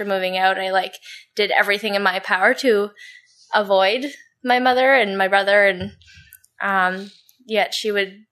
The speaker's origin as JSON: {"language": "English", "town": "Ottawa", "region": "Ontario", "country": "Canada", "tie": "born or raised there", "said": "I grew up in Nepean"}